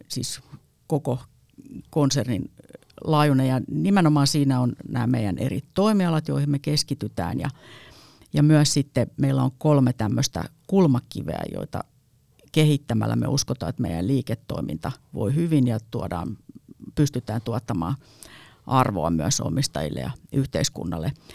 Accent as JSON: {"language": "Finnish", "town": "Heinola", "region": "Päijät-Häme", "country": "Finland", "tie": "born or raised there", "said": "Mä oon Heinolasta kotosin"}